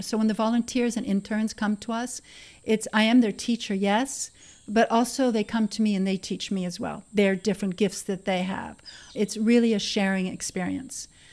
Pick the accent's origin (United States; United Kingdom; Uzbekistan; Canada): Canada; now in Costa Rica; I was born in Canada, of course, and I grew up with horses in the country.